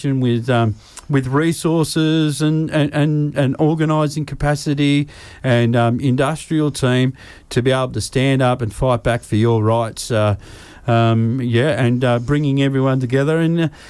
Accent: New South Wales, Australia; now in Queensland, Australia; I'm from New South Wales originally, and I haven't rented since I've moved up here

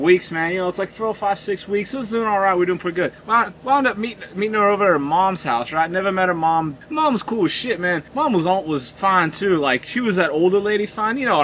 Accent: Southern Canada, Canada; I was born in Southern Canada

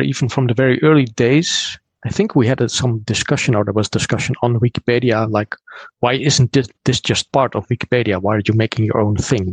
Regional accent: Netherlands; from the Netherlands

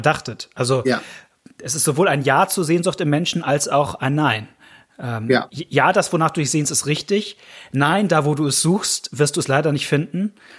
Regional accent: Hamburg, Germany; als Hamburger bin ich eigentlich HSV-Fan

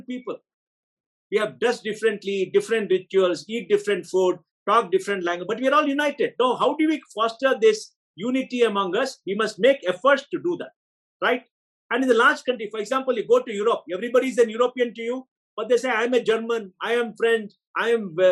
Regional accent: Bangalore, Karnataka, India; I'm an Indian. I'm a South Indian. I'm a Kannadiga. I'm a Bangalorean. I'm a Konkani.

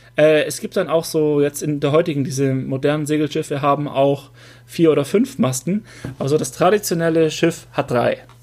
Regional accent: das Ländle, Baden-Württemberg, Germany; accent: Swabian; bei uns im Ländle ist es Weltsprache

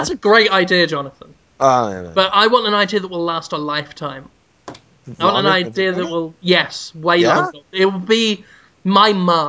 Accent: United Kingdom; now in United States; growing up as a Brit

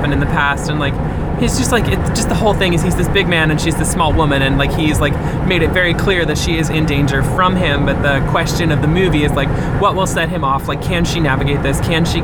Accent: New Jersey, United States; I'm from New Jersey

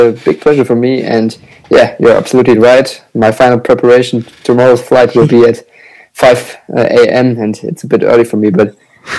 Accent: Germany; And I'm from Germany

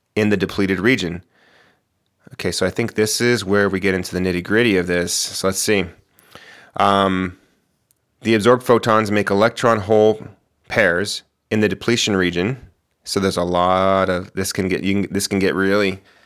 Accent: Moriarty, New Mexico, United States; moved away as an adult; also born or lived in Albuquerque, New Mexico; now in Portland, United States; my house where I grew up in Moriarty

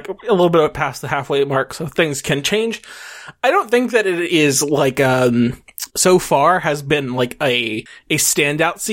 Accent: United States; as an American

